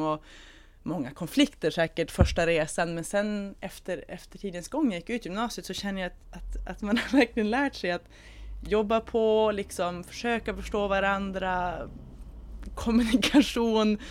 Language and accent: Swedish; Umeå, Västerbotten County, Sweden; jag kommer från Umeå.